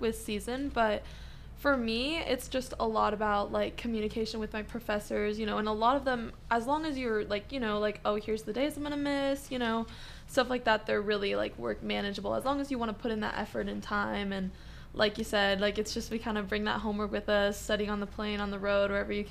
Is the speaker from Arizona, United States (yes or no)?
no; Aurora, Oregon, United States; moved away as an adult; now in Las Cruces, United States; I'm from Aurora, Oregon